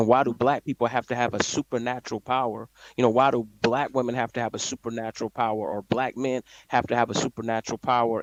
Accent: Atlanta, Georgia, United States; now in Texas, United States; I'm from Atlanta originally, but I live in Texas

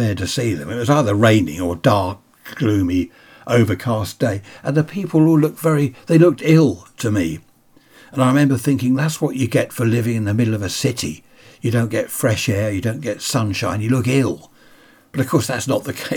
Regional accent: Sutton, London, United Kingdom; moved away; also born or lived in Carshalton; I was born in Carshorton and lived in Sutton. Then we moved down here.

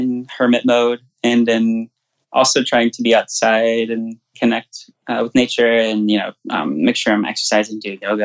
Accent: Pensacola, Florida, United States; moved away; also born or lived in New York / New Orleans; I'm from Pensacola, Florida

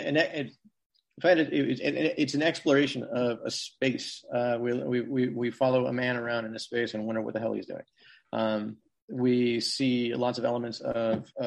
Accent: Portland, Oregon, United States; I grew up in Portland. Left for college, came back.

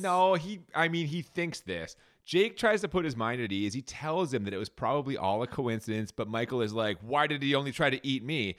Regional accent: Canada; we're Canadian.

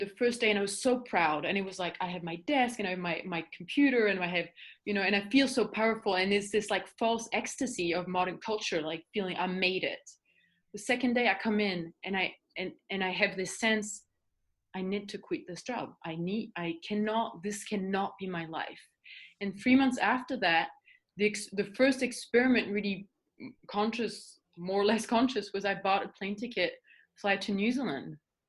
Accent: Paris, Île-de-France, France; English is a second language; moved away; I was born in Paris and I was a professional swimmer for 10 years.

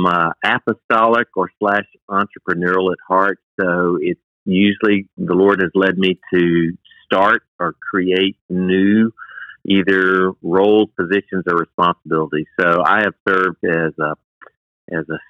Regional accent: South Carolina, United States; I was born and raised in South Carolina

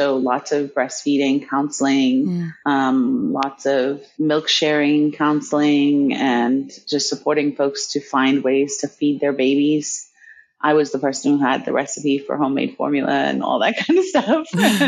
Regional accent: Tanzania; born there; But I grew up all over the world, essentially. I was born in Tanzania. That's where my mother's people are from, Nyasa and Yao.

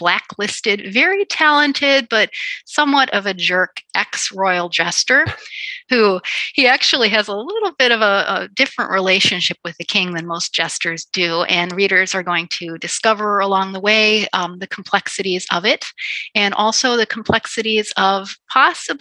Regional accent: Chicago, Illinois, United States; I'm a Chicagoan

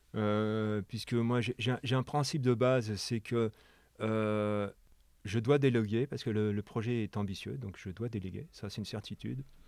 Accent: France; moved away as an adult; now in Quebec, Canada; en tant que Français

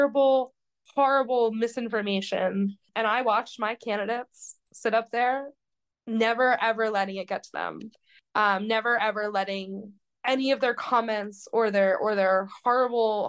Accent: Doylestown, Pennsylvania, United States; I grew up in Central Bucks. We never left Central Bucks. Like, everything my family and I ever did was in Doylestown

